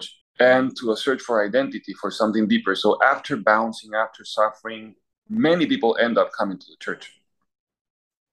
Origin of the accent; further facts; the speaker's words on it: Peru; moved away as an adult; now in Philadelphia, United States; I come from Peru. I was born in Peru and lived all my life there.